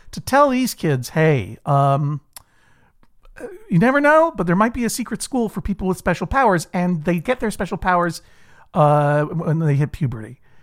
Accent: Brookline, Massachusetts, United States; I grew up in Brookline, Massachusetts, uh, a, a leafy suburb for the most part of, of Boston

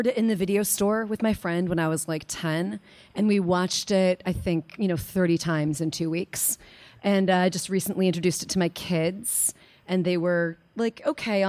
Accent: Lake Bluff, Illinois, United States; I grew up in Lake Bluff.

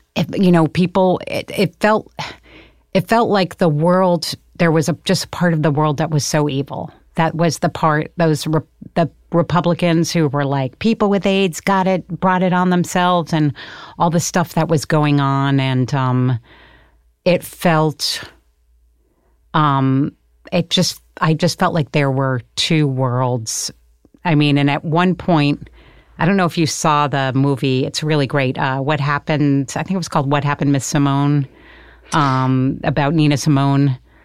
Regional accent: Connecticut, United States; moved away; also born or lived in New York City; was born in New York City, but I'm from Connecticut

